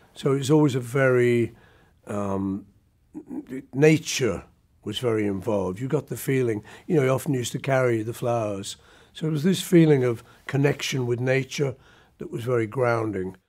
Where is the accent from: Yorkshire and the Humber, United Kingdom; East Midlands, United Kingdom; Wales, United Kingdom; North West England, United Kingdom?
North West England, United Kingdom; Liverpool; when we were kids growing up in Liverpool